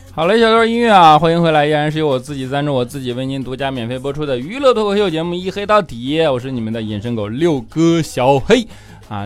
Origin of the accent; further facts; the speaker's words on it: Northeast China, China; accent: 大碴子味儿 (Northeastern Chinese accent); 我这一口大碴子味儿